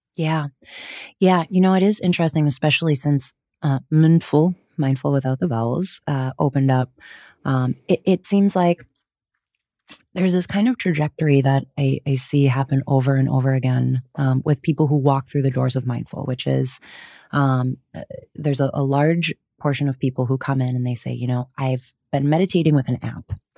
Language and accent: English; Wisconsin, United States; grew up in Wisconsin, uh, you'll hear the hard vowels